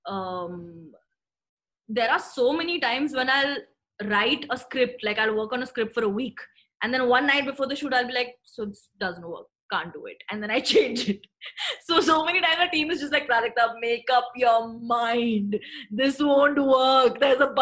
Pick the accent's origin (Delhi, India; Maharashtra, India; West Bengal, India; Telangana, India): Maharashtra, India; Thane; We are from Thane in Mumbai, where I used to go to school.